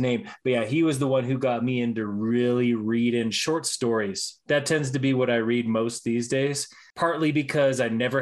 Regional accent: Denver, Colorado, United States; Ever since I was a kid growing up in Denver

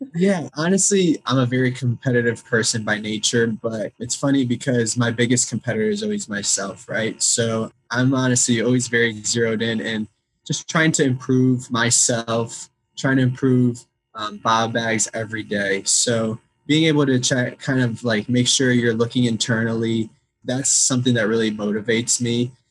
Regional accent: Chicago, Illinois, United States; I grew up in Chicago, Illinois, and I was always very active in the Ukrainian community.

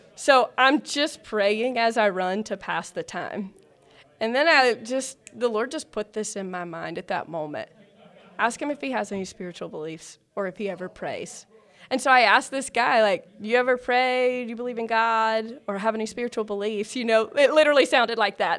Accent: South Carolina, United States; moved away as an adult; also born or lived in Georgia; now in Alpharetta, Georgia, United States; I'm originally from South Carolina.

